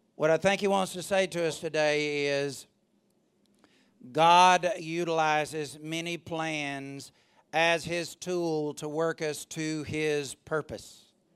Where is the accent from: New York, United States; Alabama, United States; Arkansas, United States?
Alabama, United States; I'm from Alabama